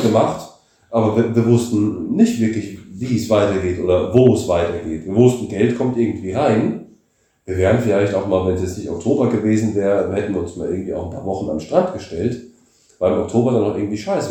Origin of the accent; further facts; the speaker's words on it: Germany; moved away as an adult; now in Bulgaria; bin ich Deutscher